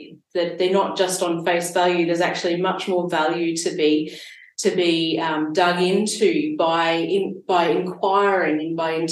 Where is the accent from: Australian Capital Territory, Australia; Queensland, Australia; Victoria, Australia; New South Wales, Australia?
New South Wales, Australia; Sydney; now in Gippsland, Australia; I grew up in Sydney